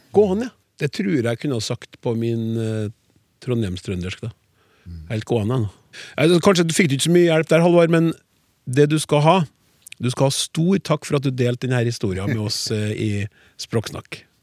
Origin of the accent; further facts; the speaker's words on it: Trøndelag, Norway; som trønder